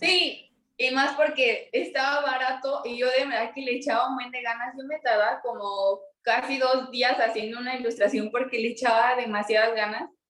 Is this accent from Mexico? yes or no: yes; Mexico City, Mexico; now in Irapuato, Mexico; yo nací en la Ciudad de México, pero ahorita estoy viviendo en Irapuato, Guanajuato